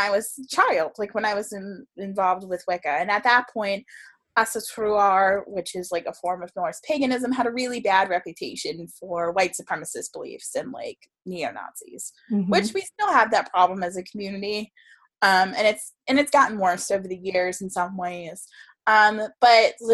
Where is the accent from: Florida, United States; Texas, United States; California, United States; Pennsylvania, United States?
Florida, United States; South; I grew up in South Florida